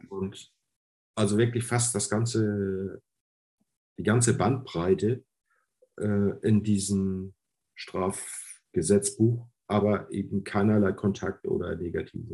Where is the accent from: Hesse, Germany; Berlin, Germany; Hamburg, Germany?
Hamburg, Germany; first language German; ich bin in Hamburg geboren